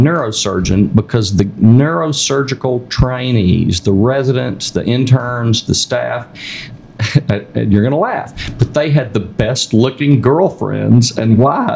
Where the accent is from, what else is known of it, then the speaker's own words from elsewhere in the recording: South Arkansas, United States; I was raised in South Arkansas